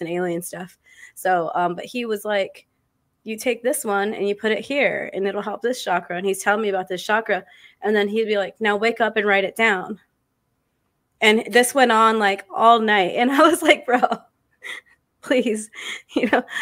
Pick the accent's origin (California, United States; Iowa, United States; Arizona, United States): Arizona, United States; I'm from Arizona.